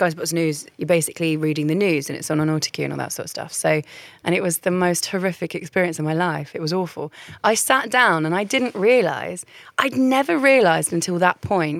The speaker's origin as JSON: {"language": "English", "town": "Croydon", "region": "London", "country": "United Kingdom", "tie": "born or raised there", "also_born_or_lived": "Essex", "said": "I was born in Essex. I moved to central London. I grew up in Surrey, but not Surrey, like Croydon."}